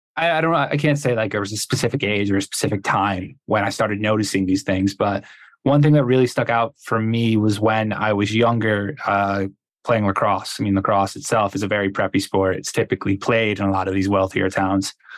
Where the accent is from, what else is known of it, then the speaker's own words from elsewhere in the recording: Connecticut, United States; moved away; I'm from Connecticut originally.